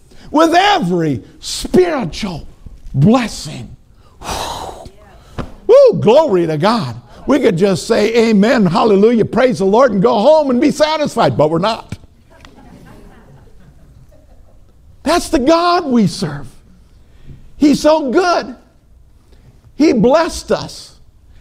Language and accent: English; Minnesota, United States; moved away; Now, I know I'm from Minnesota